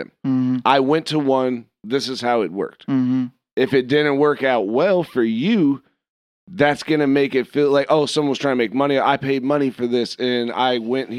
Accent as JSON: {"language": "English", "region": "Virginia", "country": "United States", "said": "Virginia, where I'm from."}